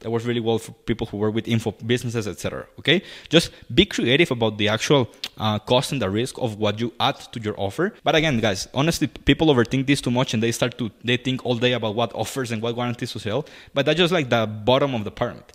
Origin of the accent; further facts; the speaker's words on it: Costa Rica; I'm from Costa Rica